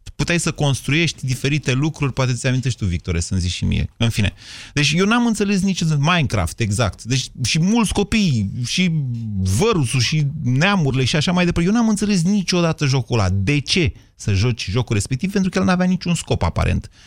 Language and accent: Romanian; Drobeta-Turnu Severin, Mehedinți County, Romania; eu sunt de la Severin Severin